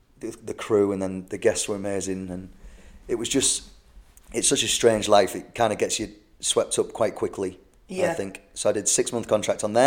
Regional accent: England, United Kingdom; I am from England

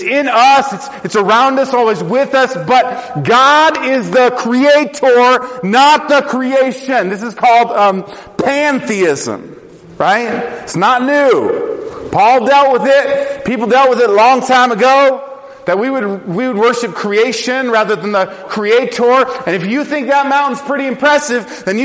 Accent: Colorado, United States; I grew up in Colorado

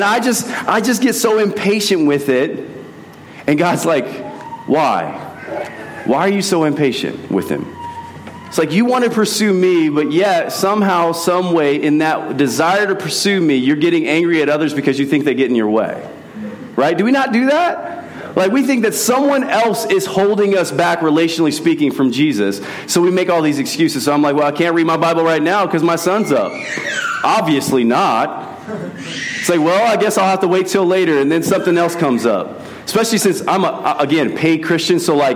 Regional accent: United States; we love being American citizens

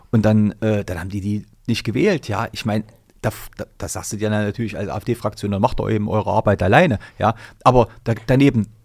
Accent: East Germany, Germany; Also klar ist die Sache bei uns im Osten entstanden.

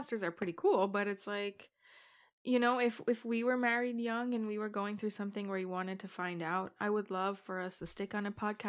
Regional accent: Ireland; also born or lived in Romania; now in Canada; Born in Romania, raised in Ireland. I feel like every time we have this conversation with people, it gets so complicated because we've moved so many times.

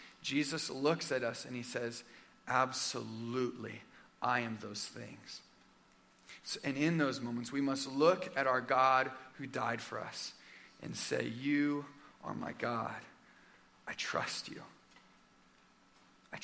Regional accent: Arizona, United States; In my home state of Arizona

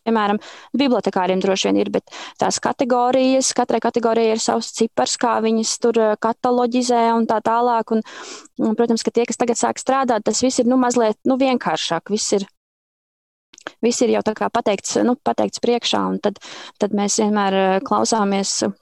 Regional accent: Zemgale, Latvia; es tiešām kā zemgaliete

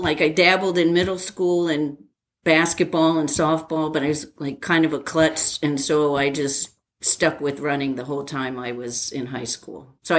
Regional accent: New Jersey, United States; So I grew up in New Jersey.

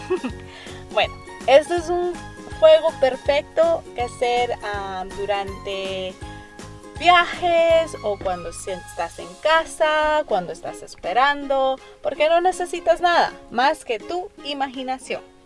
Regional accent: El Salvador; Yo nací en El Salvador

